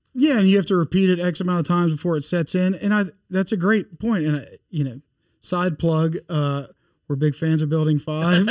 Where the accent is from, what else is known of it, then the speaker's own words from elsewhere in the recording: Bossier City, Louisiana, United States; moved away as an adult; also born or lived in Monroe; now in Baton Rouge, United States; I grew up in North Louisiana in Bossier City